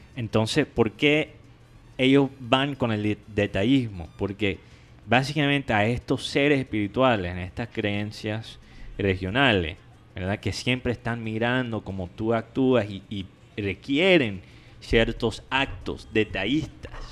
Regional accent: United States; now in Colombia; yo siendo gringo

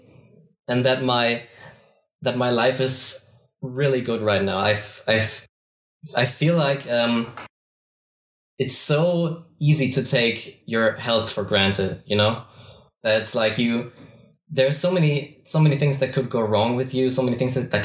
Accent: Bavaria, Germany; I am from Bavaria, Germany.

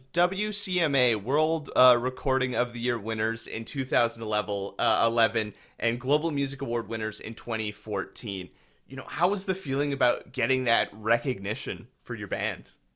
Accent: Winkler, Manitoba, Canada; I'm from Winkler

